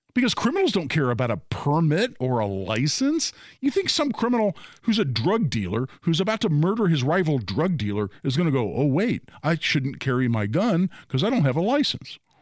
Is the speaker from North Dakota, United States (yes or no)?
no; Carmel, Indiana, United States; also born or lived in Beech Grove, Indiana; now in Zionsville, United States; I grew up in Carmel.